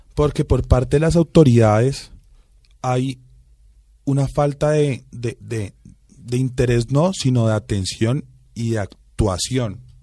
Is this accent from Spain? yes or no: no; Bogotá, Colombia; mi hermano y yo sí somos rolitos